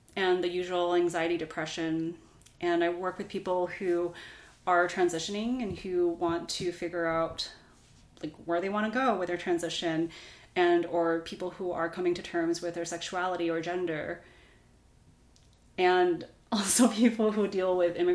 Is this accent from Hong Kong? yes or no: yes; Hong Kong; But I think that when I was growing up in Hong Kong, I went to a British international school.